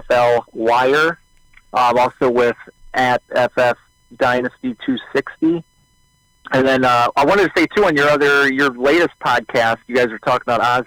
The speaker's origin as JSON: {"language": "English", "town": "Baltimore", "region": "Maryland", "country": "United States", "said": "I guess I'm from Baltimore, Maryland"}